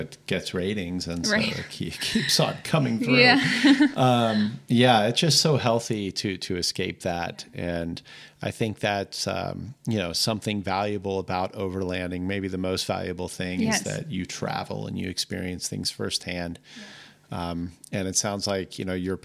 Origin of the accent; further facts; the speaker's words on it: East Coast, United States; now in Montana, United States; I'm originally from the East Coast, but having lived in Montana now for like nearly 30 years